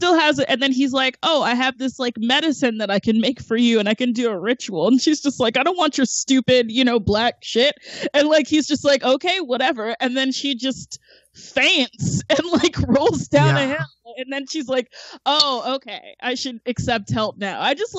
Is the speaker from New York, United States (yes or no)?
no; Georgia, United States; moved away; I'm also from Georgia, so I had like 20 years of arguing with white people